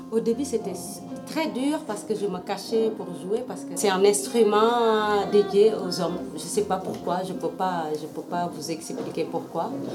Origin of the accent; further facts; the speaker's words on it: Senegal; now in France; je suis sénégalaise et je vis en France